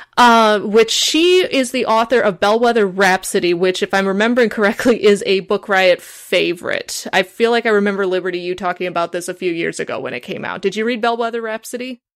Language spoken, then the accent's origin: English; Chicago, Illinois, United States; I'm from the Chicago area